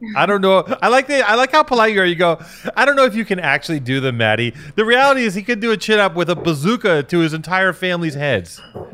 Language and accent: English; United States; as an American